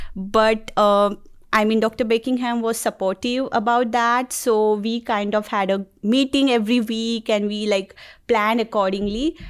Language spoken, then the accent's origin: English; Mumbai, Maharashtra, India; moved away as an adult; now in Auburn, United States; I'm from Mumbai, India